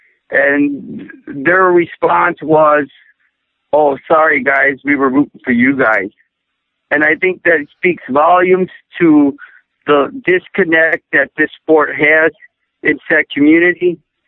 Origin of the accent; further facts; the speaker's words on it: Midwest, United States; growing up in the Midwest, I grew up a poor inner city minority myself.